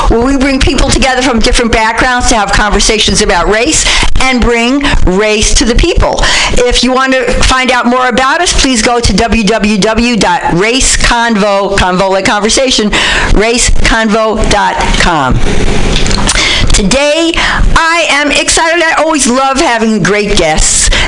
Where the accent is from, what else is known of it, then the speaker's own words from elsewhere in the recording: New York City, New York, United States; now in Berkeley, United States; I am a white Jewish woman and I am a baby boomer. And I'm from the Bronx and I live in Berkeley, but I'm still from the Bronx